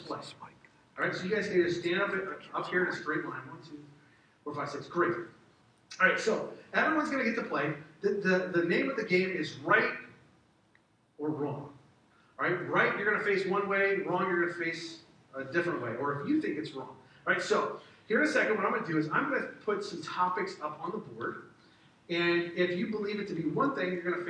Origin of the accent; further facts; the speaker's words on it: the South, United States; I grew up in the South